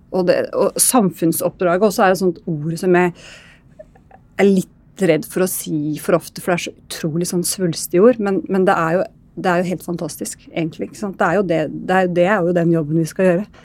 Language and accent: Norwegian; Østfold, Norway; jeg drar ofte til Rakkestad, ikke egentlig sånn der jeg er fra, da, i Indre Østfold.